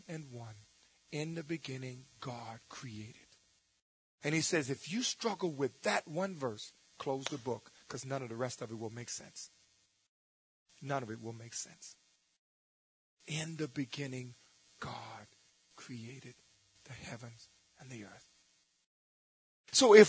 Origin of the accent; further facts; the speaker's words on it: New Orleans, Louisiana, United States; growing up in New Orleans